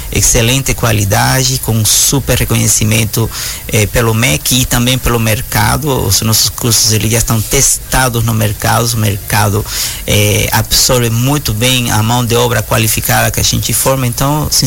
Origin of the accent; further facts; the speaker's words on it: São Luís, Maranhão, Brazil; É, eu sou de São Luís do Maranhão.